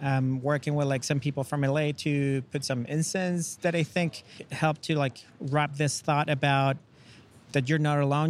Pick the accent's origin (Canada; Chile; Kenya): Chile; English is a second language; now in United States; I'm original from Chile. I moved to the States uh, about nine years ago